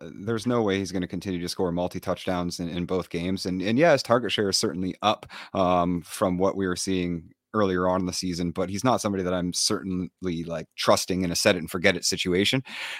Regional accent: Canada; I grew up in Canada, bro.

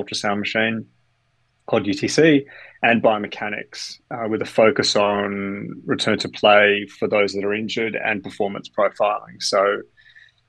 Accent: Australia; also born or lived in Canada; now in London, United Kingdom; I was born in Canada, grew up in Australia, educated in Australia, and live in London with my young family

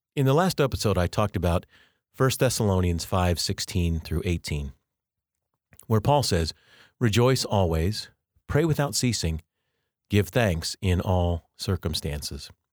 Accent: Colorado, United States; now in Kansas, United States; I grew up in Colorado, but I've lived most of my life actually now in Kansas.

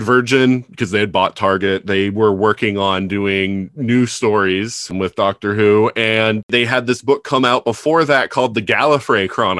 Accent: United States; being an American, was lucky enough to watch most of what existed on PBS.

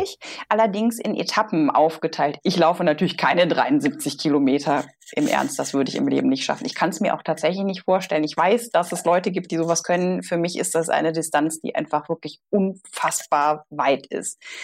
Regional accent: Solingen, North Rhine-Westphalia, Germany; also born or lived in Bonn; der Solinger, ich komme aus Solingen, der Klingenstadt

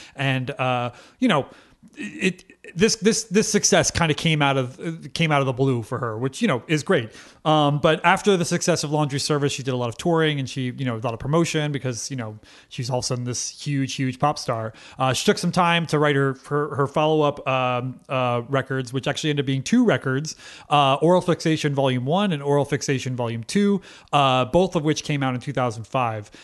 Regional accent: United States; we're American

